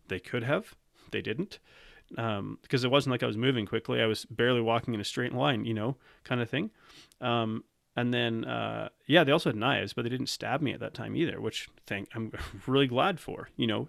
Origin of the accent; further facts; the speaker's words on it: Canada; I'm from Canada, I'm not from South Africa.